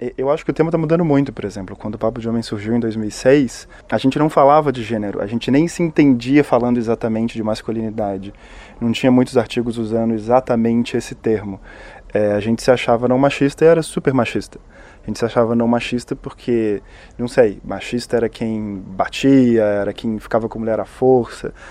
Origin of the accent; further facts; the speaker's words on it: Minas Gerais, Brazil; sou mineiro, como meu conterrâneo Ismael